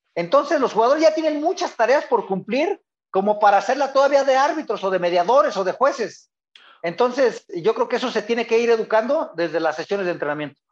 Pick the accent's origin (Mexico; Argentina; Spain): Mexico; Guadalajara, Jalisco; Yo soy de Guadalajara, de una colonia brava, la colonia Echeverría